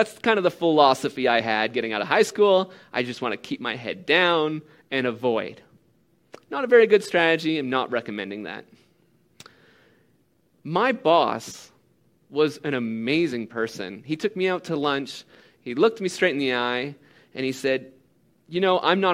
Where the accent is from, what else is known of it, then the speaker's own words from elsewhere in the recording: Canada; as a Canadian